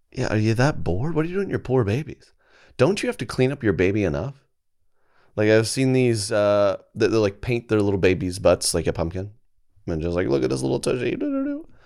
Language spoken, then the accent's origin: English; Oklahoma, United States; Where I'm from Oklahoma